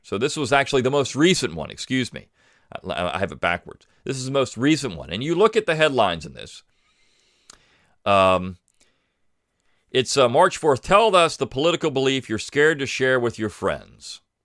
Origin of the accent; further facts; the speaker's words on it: Alabama, United States; my home state of Alabama